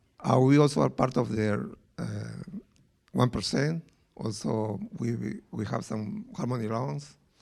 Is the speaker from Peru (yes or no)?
yes; Peru; English is a second language; now in New York, United States; Well, I am from Peru and she's from Colombia, but we live in New York for the last 33 years.